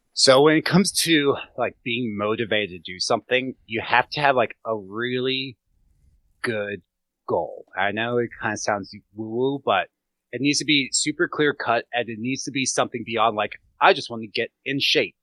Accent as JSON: {"language": "English", "town": "Gettysburg", "region": "Pennsylvania", "country": "United States", "tie": "born or raised there", "said": "I grew up around hunters in Gettysburg"}